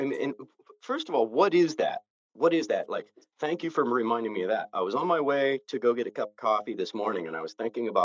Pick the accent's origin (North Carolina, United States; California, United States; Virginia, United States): California, United States; I happen to be from the United States, but then I happen to be from California. And I identify as a Californian a lot more than I identify as an American